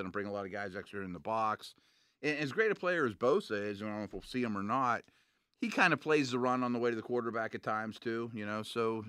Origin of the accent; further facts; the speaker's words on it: Dayton, Ohio, United States; born there; How about that? I was born in Dayton.